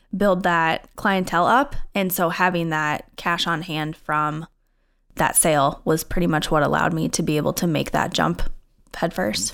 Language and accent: English; Iowa, United States; moved away as an adult; also born or lived in Minnesota; now in St. Louis Park, United States; I'm originally from Iowa, moved to Minnesota a couple years ago